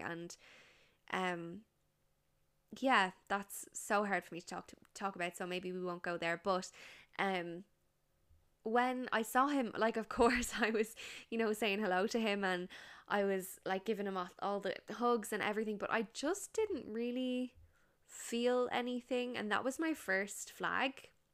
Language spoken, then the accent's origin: English; Ireland; we're Irish